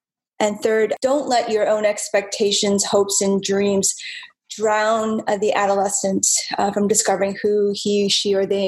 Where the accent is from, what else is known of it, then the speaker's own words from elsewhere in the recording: New York City, New York, United States; also born or lived in New Jersey; now in Chicago, United States; I'm actually originally from New York City, currently residing in Chicago. So now I'm a Midwesterner.